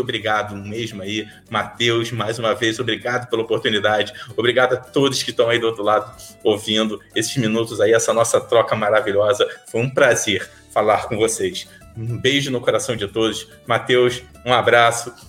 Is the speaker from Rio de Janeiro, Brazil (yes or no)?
yes; São Gonçalo, Rio de Janeiro, Brazil; Eu sou de São Gonçalo